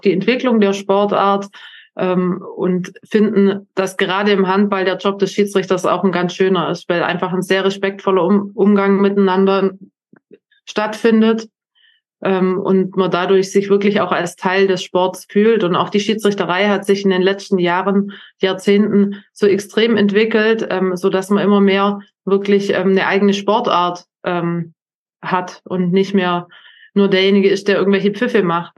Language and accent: German; Germany; als Deutscher